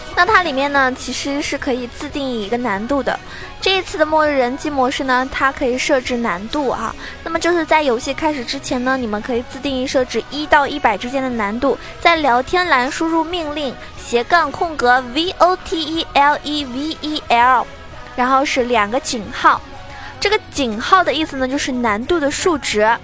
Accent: Shaoxing, Zhejiang, China; now in Shanghai, China; 我老家是绍兴的，那么我要回家了

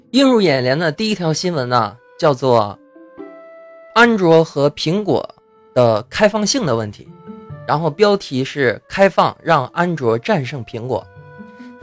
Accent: Heilongjiang, China; 在这个黑龙江啊，这东北三省啊，就是老家呀

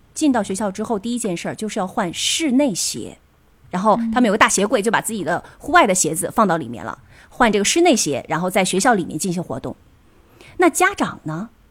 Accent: China; moved away as an adult; now in Tokyo, Japan; 我们其实中国人还好

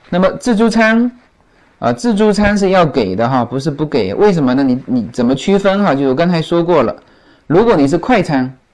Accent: China; now in Los Angeles, United States; 那就更何况我们中国人啊

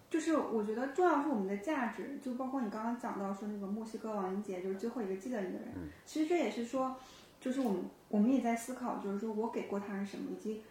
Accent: China; 我们中国人

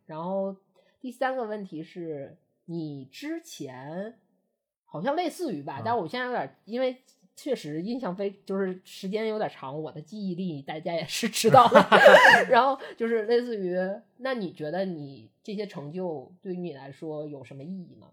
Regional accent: Northeast China, China; 我们是东北人

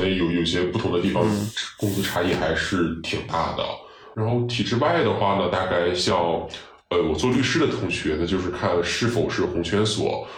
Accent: Shandong, China; moved away as an adult; also born or lived in United Kingdom; now in Beijing, China; 从我们山东人角度来讲

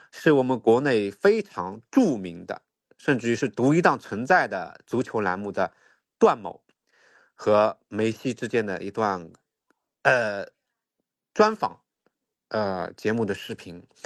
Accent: China; 我们中国人

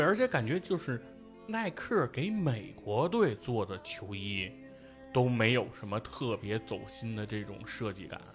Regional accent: China; 我们中国人

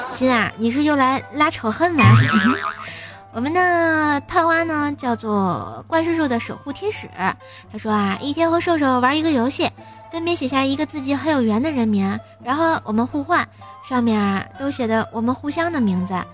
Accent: Tianjin, China; 我们天津人啊，一般过年想就是什么做卫生啊、打扫厨，还有准备年夜饭之类的东西，做豆包儿、包馒头、贴吊钱儿、吃饺子、放鞭炮等等吧

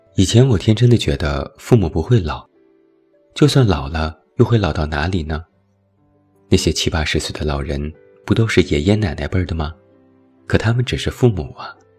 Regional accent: China; 我们中国人

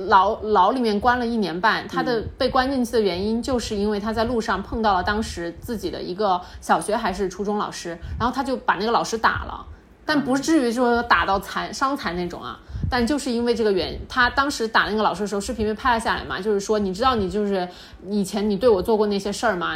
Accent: Chongqing, China; 大家都知道我们重庆人脾气火辣嘛

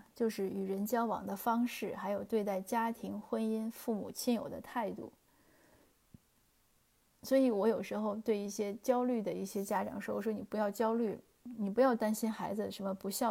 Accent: China; 就是我们中国人常讲树大自直嘛。

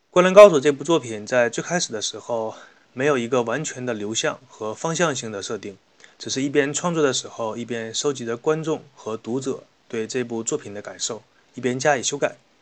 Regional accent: China; 作为中国人的我

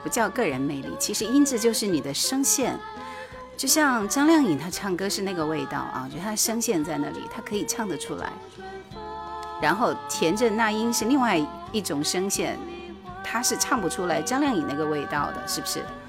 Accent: Heilongjiang, China; 普通话我们黑龙江人还是比较有优势的。

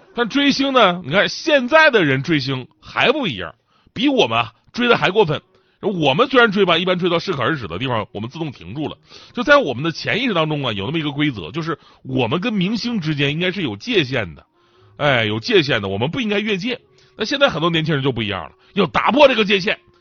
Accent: Changchun, Jilin, China; 我们家乡长春

